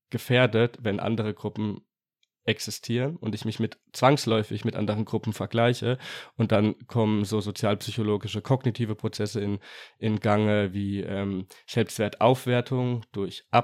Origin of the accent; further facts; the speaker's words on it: Germany; bin Deutscher.